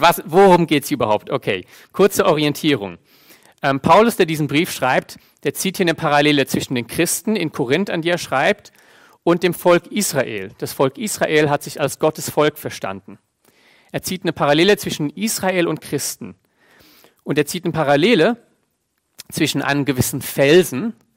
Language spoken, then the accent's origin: German; Germany; bei uns Deutschen